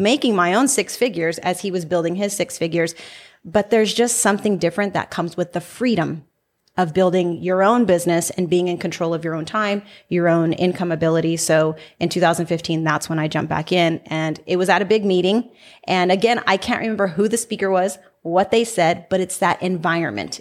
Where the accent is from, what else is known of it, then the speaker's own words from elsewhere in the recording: Salinas, California, United States; now in Las Vegas, United States; I'm from Salinas, California, which is Central Coast